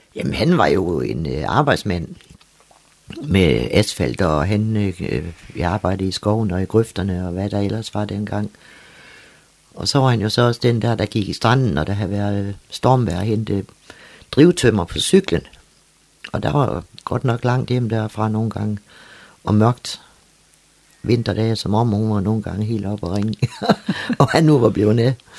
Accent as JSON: {"language": "Danish", "area": "Læsø", "region": "North Denmark Region", "country": "Denmark", "tie": "born or raised there", "said": "Så jeg endte jo så på Læsø ved min mormor"}